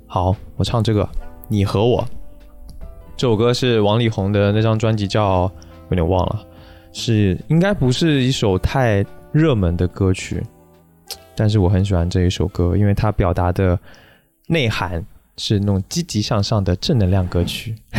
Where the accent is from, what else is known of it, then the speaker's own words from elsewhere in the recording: Taiwan; now in Beijing, China; 因为我是台湾人嘛